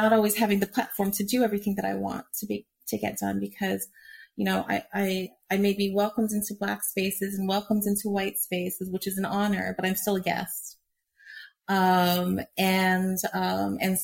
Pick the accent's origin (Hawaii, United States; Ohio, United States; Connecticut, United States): Hawaii, United States; moved away; I grew up in Hawaii